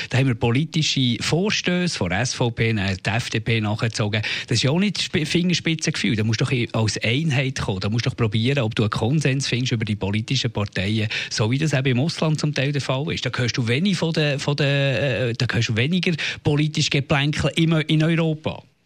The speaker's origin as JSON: {"language": "German", "country": "Switzerland", "said": "bei uns in der Schweiz"}